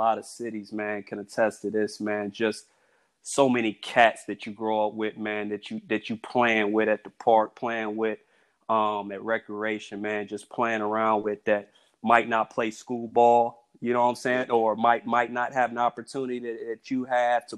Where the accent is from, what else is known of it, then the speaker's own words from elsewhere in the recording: Elkhart, Indiana, United States; I'm from Elkhart, Indiana